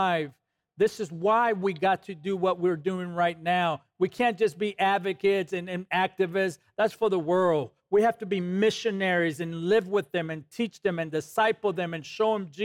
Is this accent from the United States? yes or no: yes; Los Angeles, California, United States; when I was growing up in East LA, California